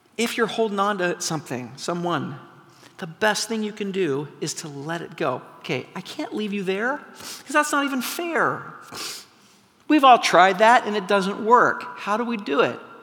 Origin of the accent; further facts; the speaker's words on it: McMinnville, Oregon, United States; moved away; I grew up in McMinnville, Oregon